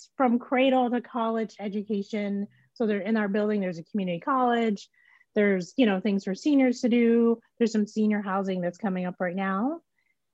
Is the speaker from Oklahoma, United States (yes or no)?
yes; Tulsa, Oklahoma, United States; also born or lived in Santa Barbara, California / Northeast US; now in Omaha, United States; I'm from Oklahoma. So I grew up in Tulsa, Oklahoma, in the shadow of the 1921 riots. I am currently in Omaha, Nebraska